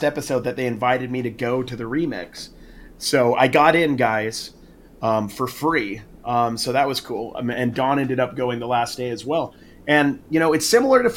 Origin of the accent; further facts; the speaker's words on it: West Coast, United States; I'm from the West Coast